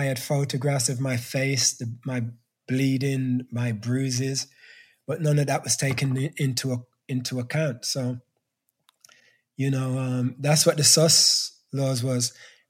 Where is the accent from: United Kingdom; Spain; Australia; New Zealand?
United Kingdom; England; as a Black kid growing up in England that had no Black education, no cultural education.